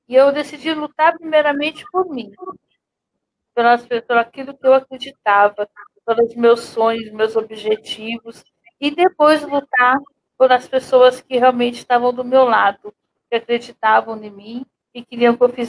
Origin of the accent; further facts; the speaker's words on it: Guarulhos, São Paulo, Brazil; now in Arujá, Brazil; Então, eu vim de Guarulhos, logo eu deixei de andar, eu já vim morar em Arujá, já numa cadeira de rodas.